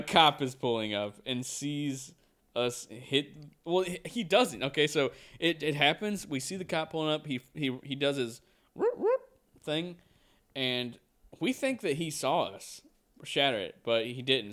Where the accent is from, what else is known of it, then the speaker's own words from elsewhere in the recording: United States; we are from America